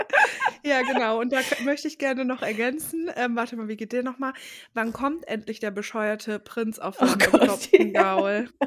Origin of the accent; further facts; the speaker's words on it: Ruhr area, North Rhine-Westphalia, Germany; bei uns im Ruhrgebiet